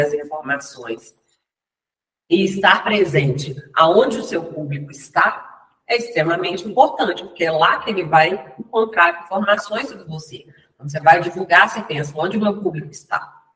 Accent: Ponte Nova, Minas Gerais, Brazil; eu nasci em Minas Gerais, na região da Zona da Mata, de Ponte Nova

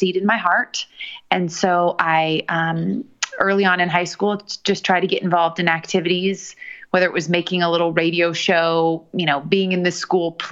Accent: Seattle, Washington, United States; also born or lived in Texas; now in New York, United States; my husband and I, you know, we're both from Seattle

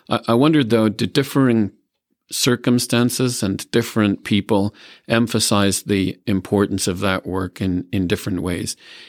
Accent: Ireland; moved away; when I was growing up in Ireland

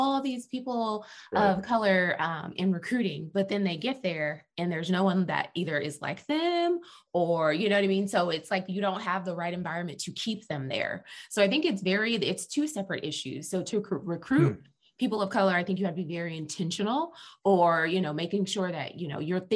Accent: Texas, United States; also born or lived in Dallas, Texas; I must clarify that I am a Texan. I live in Dallas, Texas

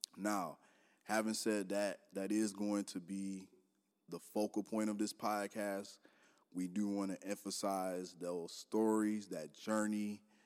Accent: Detroit, Michigan, United States; moved away as an adult; also born or lived in Minneapolis-Saint Paul, Minnesota; now in Minneapolis, United States; I'm from Detroit. born and raised there, Detroit Public School graduate.

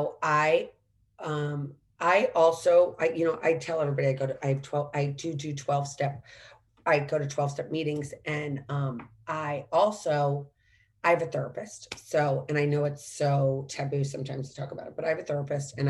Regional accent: St. Louis, Missouri, United States; moved away; also born or lived in Washington, D.C.; growing up in St. Louis

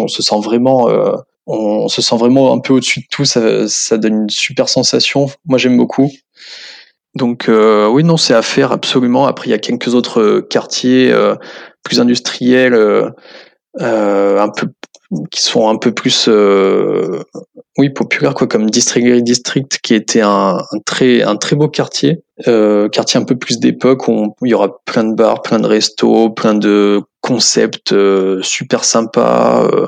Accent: Limoges, Nouvelle-Aquitaine, France; moved away as an adult; also born or lived in Corsica / Guelph, Canada / Switzerland; je suis originaire de Limoges à la base

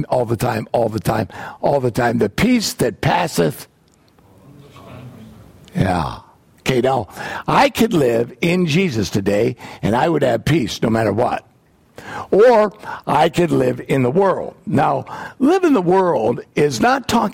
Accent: United States; I am from the United States

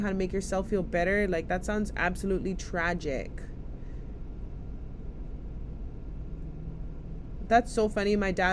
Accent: Hawaii, United States; a piece of land in my homeland, in my hometown community

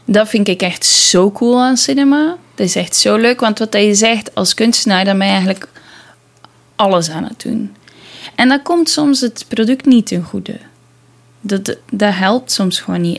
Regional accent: Belgium; als Belg

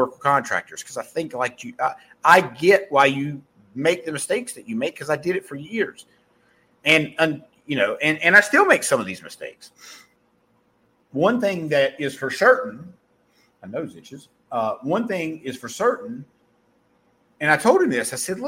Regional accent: Mayberry, United States; accent: southern; because I'm from Mayberry and I have a southern accent.

